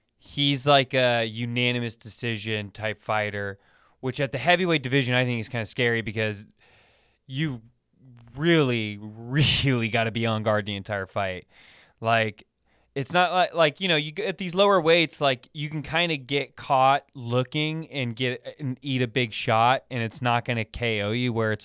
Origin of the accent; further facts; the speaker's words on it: Sacramento, California, United States; This guy, he fights out of my hometown, Sacramento, Andre Feely.